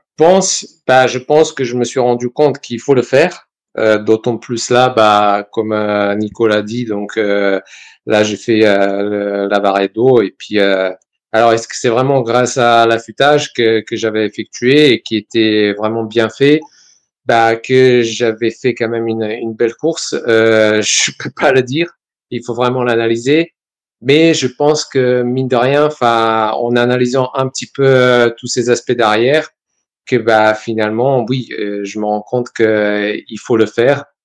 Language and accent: French; Serbia; also born or lived in Valence, France; now in France; Donc, je suis né en Serbie, je suis venu en France